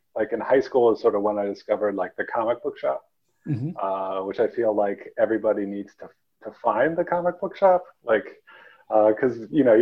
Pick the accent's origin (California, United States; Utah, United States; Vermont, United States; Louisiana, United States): Vermont, United States; also born or lived in Saudi Arabia / Turkmenistan; But Vermont gets really rural, and I grew up in a super small town of 1,000 people